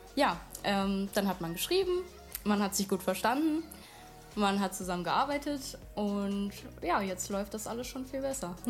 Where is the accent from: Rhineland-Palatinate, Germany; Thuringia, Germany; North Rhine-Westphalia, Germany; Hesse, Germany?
Hesse, Germany; Wiesbaden; ich komme aus Wiesbaden